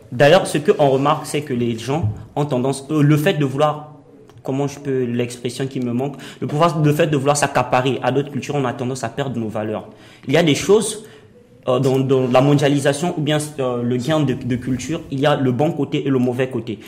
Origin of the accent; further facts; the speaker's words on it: Republic of the Congo; moved away as an adult; now in Morocco; je suis congolais, je sors de mon pays à la quête de la réussite